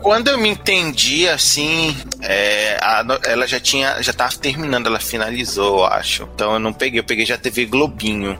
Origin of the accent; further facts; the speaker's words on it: Belém, Pará, Brazil; eu sou de Belém do Pará, o norte do Brasil.